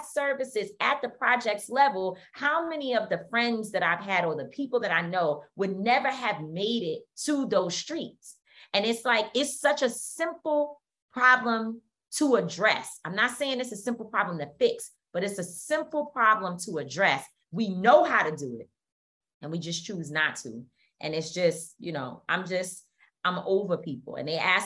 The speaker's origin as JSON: {"language": "English", "town": "New York City", "region": "New York", "country": "United States", "tie": "born or raised there", "said": "I grew up born and raised in Harlem. It's my place."}